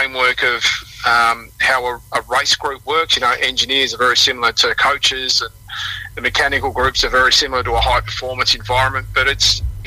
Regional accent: Tasmania, Australia; since I grew up in Tassie

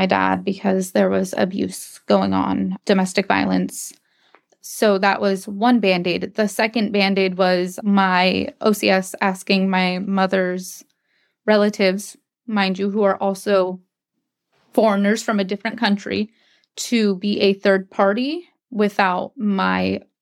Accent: Anchorage, Alaska, United States; I grew up in Anchorage with my siblings until 2005.

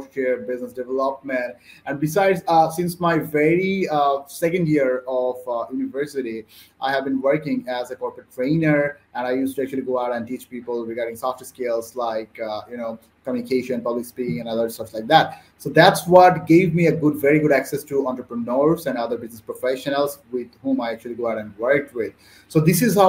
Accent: Bangladesh; I'm from Bangladesh

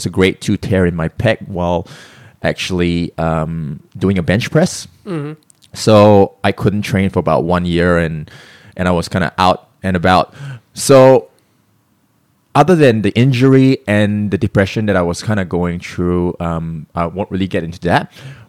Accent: Singapore; also born or lived in Melbourne, Australia; So, I mean, I'm born in Singapore, I'm Singaporean, but I spent about 16 years in Australia, Melbourne, Australia, which I call my home.

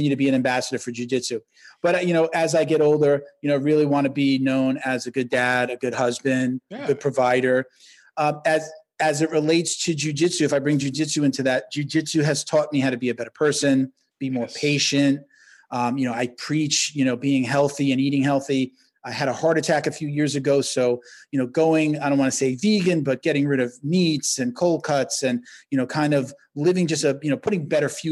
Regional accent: New York, United States; I'm from New York

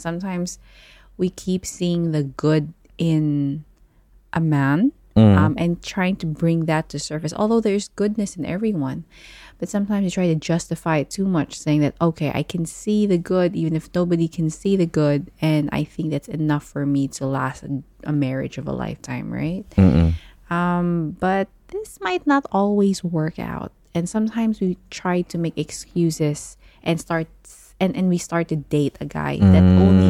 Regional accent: Dubai, United Arab Emirates; because I was raised in Dubai, I understand Ilonggo, but I'm not necessarily the most fluent Ilonggo speaker.

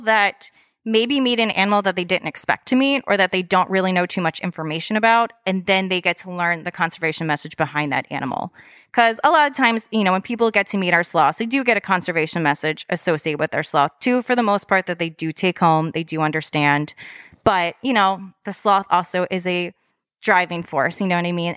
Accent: Lansdale, Pennsylvania, United States; moved away as an adult; also born or lived in Florida; being from, I was originally from Lansdale

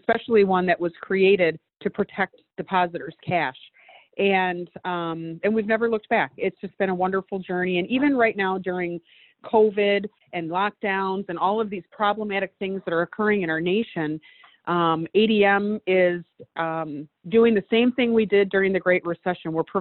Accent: Detroit, Michigan, United States; Detroit, Michigan, my hometown

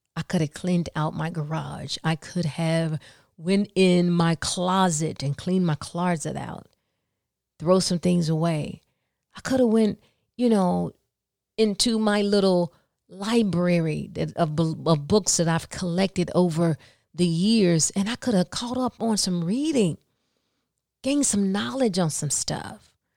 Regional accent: the South, United States; I'm from the South

